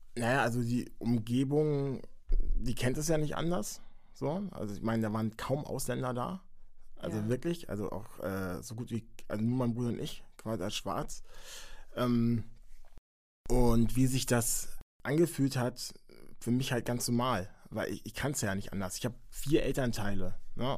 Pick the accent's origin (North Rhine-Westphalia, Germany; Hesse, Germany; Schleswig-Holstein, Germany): Schleswig-Holstein, Germany; Henstedt-Ulzburg; bin in der Nähe von Hamburg geboren